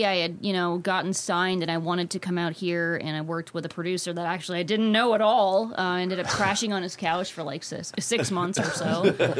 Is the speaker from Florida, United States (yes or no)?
yes; Fort Lauderdale, Florida, United States; moved away as an adult; also born or lived in Staten Island, New York; now in Los Angeles, United States; Not born, but raised there.